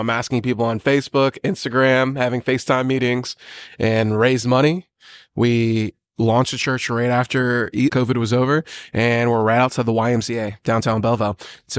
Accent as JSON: {"language": "English", "town": "Yokota", "region": "Tokyo", "country": "Japan", "tie": "born there", "said": "So I grew up a military brat. And I was born in Yokota, Japan, and I grew up on Marvel Comics and Final Fantasy VII."}